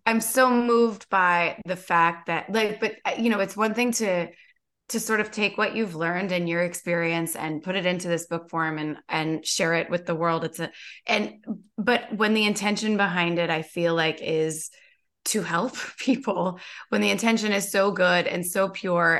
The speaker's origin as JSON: {"language": "English", "region": "Kentucky", "country": "United States", "tie": "born or raised there", "said": "I grew up in Kentucky"}